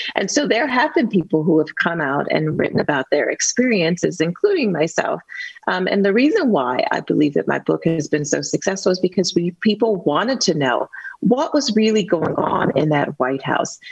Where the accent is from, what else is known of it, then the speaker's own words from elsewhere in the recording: Youngstown, Ohio, United States; a little girl with learning disabilities growing up in the Westlake projects